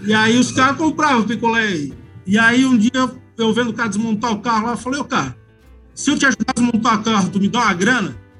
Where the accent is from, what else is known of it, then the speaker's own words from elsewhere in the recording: Joinville, Santa Catarina, Brazil; eu nasci aqui em Joinville, né? É, fui criado é, pelo, praticamente mais pelo meu, meu pai